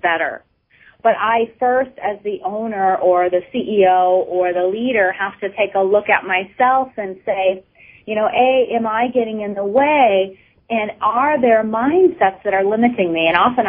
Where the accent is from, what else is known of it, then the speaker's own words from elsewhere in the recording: Minneapolis, Minnesota, United States; now in Maine, United States; I grew up in the inner city of Minneapolis